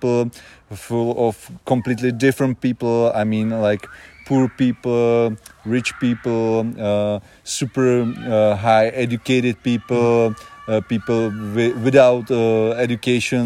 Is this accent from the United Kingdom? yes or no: no; Janov, Ústí nad Labem Region, Czechia; English is a second language; moved away; I was born here in Janov many years ago, so I'm back home